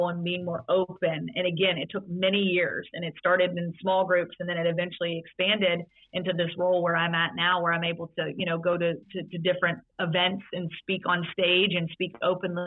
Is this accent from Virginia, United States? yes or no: yes; Roanoke, Virginia, United States; I grew up in Roanoke, Virginia